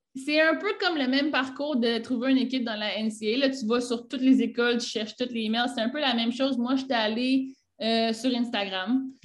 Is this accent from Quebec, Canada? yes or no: yes; Quebec, Canada; moved away as an adult; now in Naples, Italy; je viens du Canada, ben, à Québec, euh, au Québec